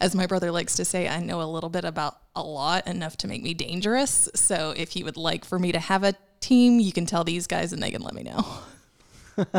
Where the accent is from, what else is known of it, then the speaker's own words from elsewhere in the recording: Chattanooga, Tennessee, United States; I actually grew up in Chattanooga, so I've lived here